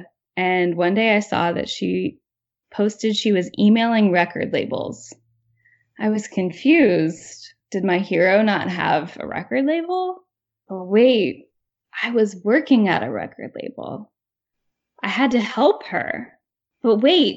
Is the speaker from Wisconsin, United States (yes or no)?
no; Ross, Ohio, United States; moved away as an adult; now in New York City, United States; growing up in Ross, Ohio